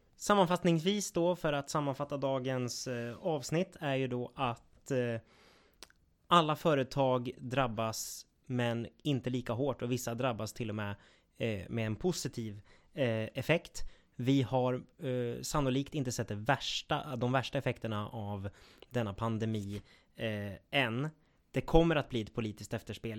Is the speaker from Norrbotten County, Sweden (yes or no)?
no; Gävleborg County, Sweden; vi i Gävleborg, vi har ju två landskap